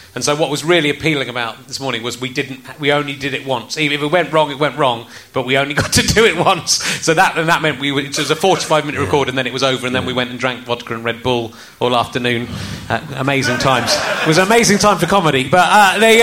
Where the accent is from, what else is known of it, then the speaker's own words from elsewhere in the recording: Cheddar, South West England, United Kingdom; also born or lived in Loughborough; I moved from Loughborough when I was eight to Cheddar